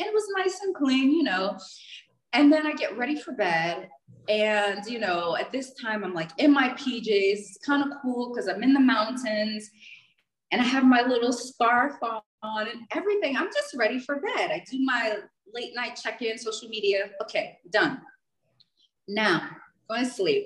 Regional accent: United States; I'm from, you know, the States

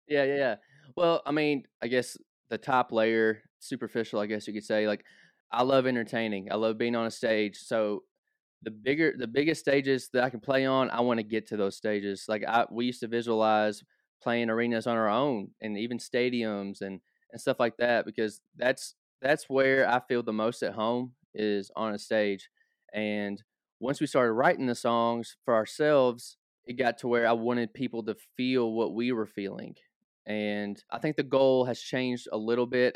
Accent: Hopkinsville, Kentucky, United States; So, Hopkinsville is only an hour north of Nashville. So, I grew up around country music

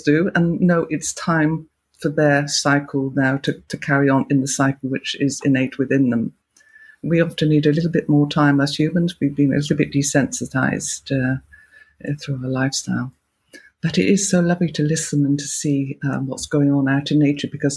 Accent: Gloucestershire, South West England, United Kingdom; moved away; I come from Gloucestershire originally

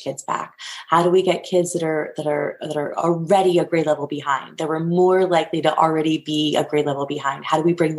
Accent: New Castle, Pennsylvania, United States; I'm actually from Newcastle, Pennsylvania

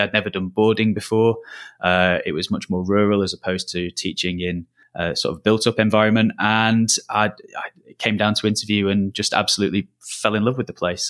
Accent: Lancashire, North West England, United Kingdom; moved away as an adult; also born or lived in Merseyside; I'm not from the Southeast, as, as you might be able to tell from the accent. I'm from Lancashire originally

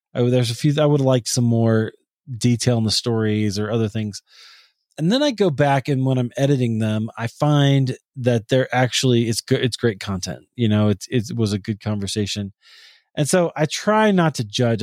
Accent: Des Moines, Iowa, United States; my hometown of Des Moines, Iowa

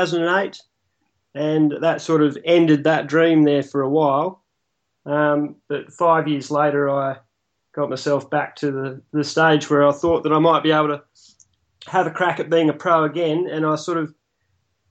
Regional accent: Busselton, Western Australia, Australia; Busso, which is my hometown

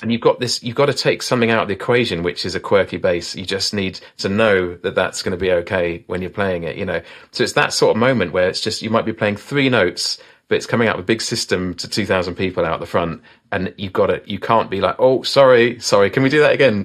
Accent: Isle of Wight, South East England, United Kingdom; I'm from the Isle of Wight, you know, down the south of England.

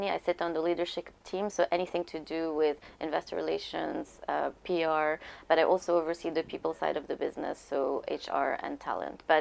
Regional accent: Lebanon; moved away; because uh, I, uh, you know, I came from Lebanon, so I had to be on a visa, which was great because I worked for a German bank.

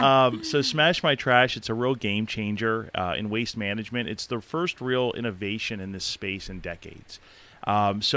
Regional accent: Palmyra, Pennsylvania, United States; moved away as an adult; now in Elizabethtown, United States; I grew up in Palmyra, so I'm a local boy of sorts

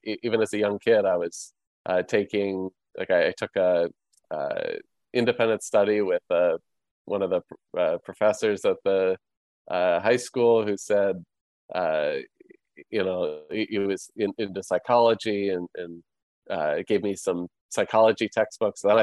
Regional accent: Chicago, Illinois, United States; moved away as an adult; now in Florida, United States; I grew up downtown Chicago. And my family still lives there

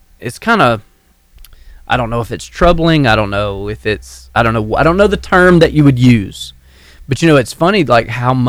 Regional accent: Albertville, Alabama, United States; when I was a kid growing up in Albertville

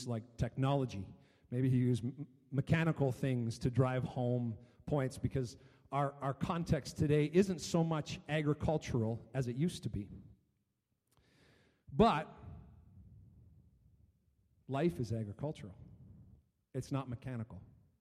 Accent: Chatham, Ontario, Canada; when I was growing up in Chatham, Ontario

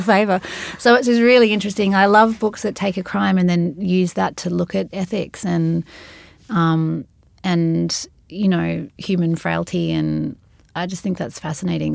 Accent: Sydney, New South Wales, Australia; when I was growing up in Balmain

